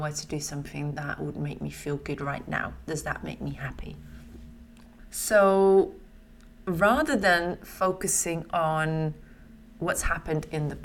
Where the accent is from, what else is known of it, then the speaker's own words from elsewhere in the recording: Netherlands; now in London, United Kingdom; They have a lot of things from my home country.